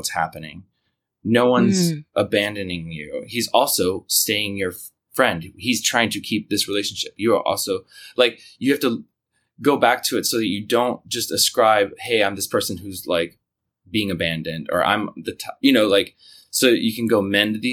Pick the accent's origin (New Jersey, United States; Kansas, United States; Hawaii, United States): Kansas, United States; now in New York, United States; I'm from Kansas